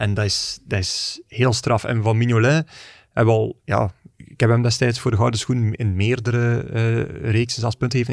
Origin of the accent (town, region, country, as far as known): Belgium